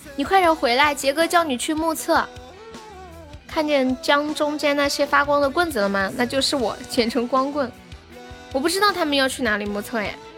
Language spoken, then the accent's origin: Chinese; Sichuan, China; 四川的，对呀，我是四川的